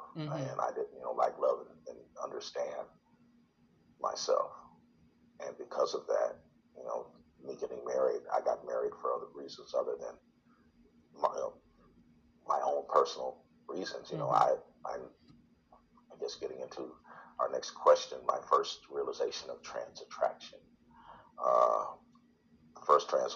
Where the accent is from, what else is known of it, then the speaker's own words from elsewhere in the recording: Detroit, Michigan, United States; I was born and raised in Detroit. Went to high school in Detroit.